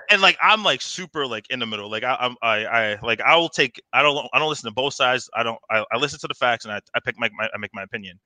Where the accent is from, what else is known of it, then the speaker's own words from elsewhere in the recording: Bayonne, New Jersey, United States; I'm from New Jersey. I grew up in a city like Bayonne